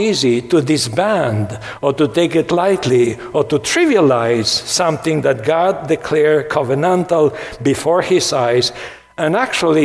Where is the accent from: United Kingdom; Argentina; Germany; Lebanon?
Argentina; When I was growing up in Argentina, my church had 614 commandments.